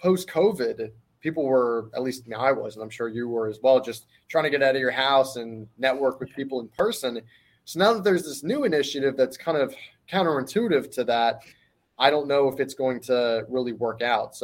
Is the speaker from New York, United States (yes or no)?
no; Philadelphia, Pennsylvania, United States; I'm from Philadelphia, fighting city of brotherly love.